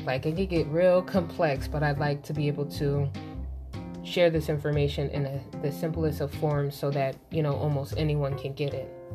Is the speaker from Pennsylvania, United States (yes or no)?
yes; Philadelphia, Pennsylvania, United States; I'm from Philly